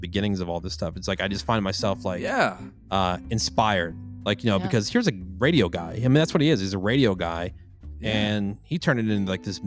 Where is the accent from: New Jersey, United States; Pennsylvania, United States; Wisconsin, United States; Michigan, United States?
New Jersey, United States; I'm from Jersey